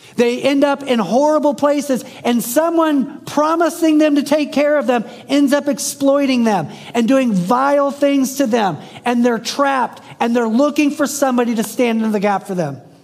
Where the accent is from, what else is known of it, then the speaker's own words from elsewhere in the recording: the South, United States; I'm from the South. I live in the South.